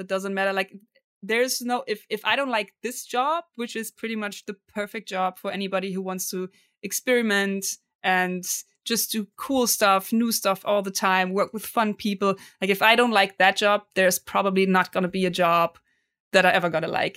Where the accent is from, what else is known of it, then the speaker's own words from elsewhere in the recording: Cologne, North Rhine-Westphalia, Germany; English is a second language; I'm from Cologne, Germany